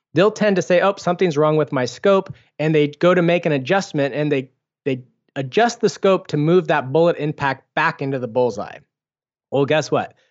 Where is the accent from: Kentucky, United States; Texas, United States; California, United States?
California, United States; Foster City; I grew up in Foster City